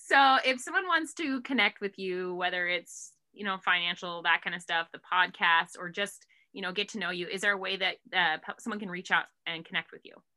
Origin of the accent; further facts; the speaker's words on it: Harrison, Idaho, United States; I grew up, I grew up in Harrison